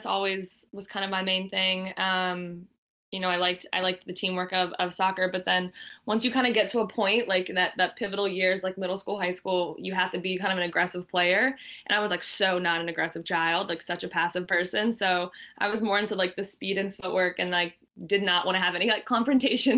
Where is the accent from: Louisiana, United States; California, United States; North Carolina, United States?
North Carolina, United States; Asheville; moved away as an adult; also born or lived in Wilmington, North Carolina; now in Boston, United States; I grew up in Asheville, North Carolina, in the mountains.